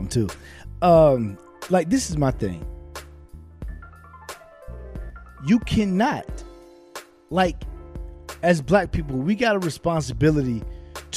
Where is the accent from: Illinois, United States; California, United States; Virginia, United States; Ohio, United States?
Virginia, United States; I'm from Virginia